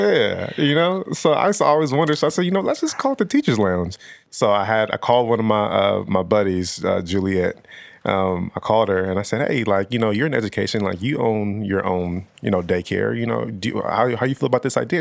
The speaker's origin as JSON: {"language": "English", "country": "Nigeria", "also_born_or_lived": "Los Angeles, California", "said": "me being Nigerian"}